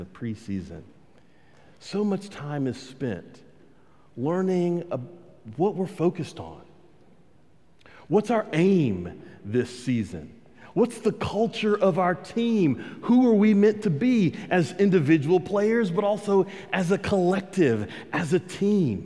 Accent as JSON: {"language": "English", "region": "Texas", "country": "United States", "said": "I'm a Texan"}